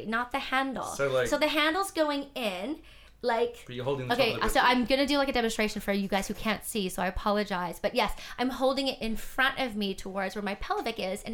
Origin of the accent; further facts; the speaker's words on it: Canada; I was born in Canada, raised in Canada, in a mixed race household